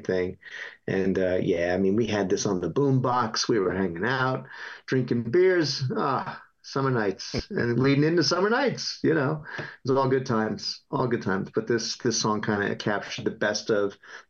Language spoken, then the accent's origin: English; New Jersey, United States; also born or lived in Long Island, New York; whether I was growing up in Jersey or, you know, if it was in New York, out on the island